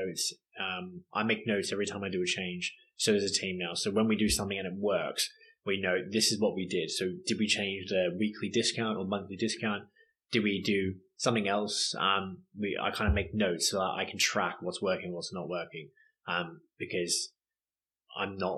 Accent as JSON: {"language": "English", "country": "Australia", "moved": "yes", "said": "I'm Australian."}